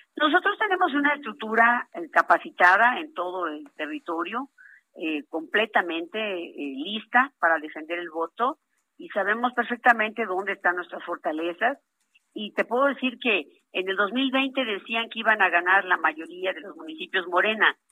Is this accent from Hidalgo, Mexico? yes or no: yes; Huasteca, Huejutla, Hidalgo, Mexico; en la región Huasteca, que es de donde soy originaria